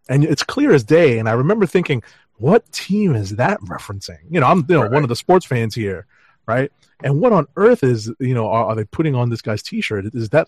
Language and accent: English; United States; I mean, I'm from America, but still Indo, you know?